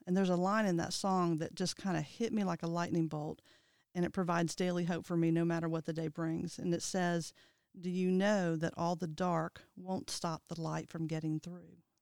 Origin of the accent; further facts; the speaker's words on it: Ohio, United States; I grew up in Ohio with my mom and my dad